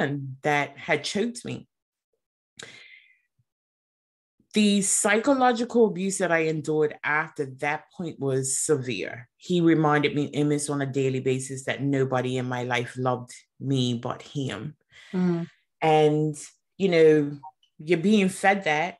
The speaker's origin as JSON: {"language": "English", "country": "Bermuda", "tie": "born or raised there", "said": "I'm from Bermuda, so a very small community, very small environment."}